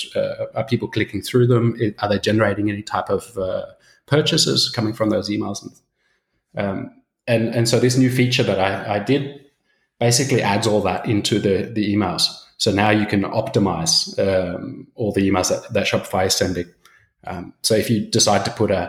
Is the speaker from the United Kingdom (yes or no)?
no; Australia; moved away as an adult; now in Copenhagen, Denmark; I'm originally from Australia. My dad's Swedish, so I've got a super Swedish name, but been living in Copenhagen for about 12 years